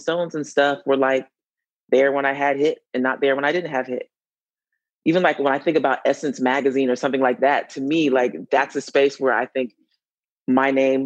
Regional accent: Atlanta, Georgia, United States; I'm from Atlanta.

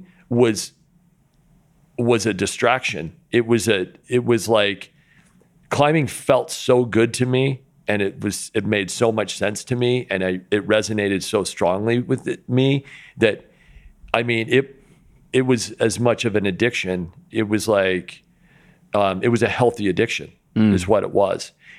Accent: Linden, Utah, United States; growing up in Linden, Utah, you know, when I was a real young kid, I was really into BMX

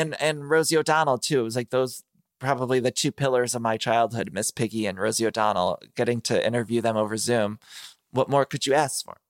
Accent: Ohio, United States; I grew up in Ohio

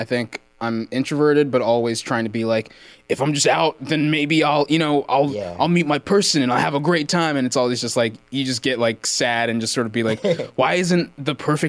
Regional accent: Plano, Texas, United States; born or raised there; moved away as an adult; also born or lived in Austin, Texas; now in Los Angeles, United States

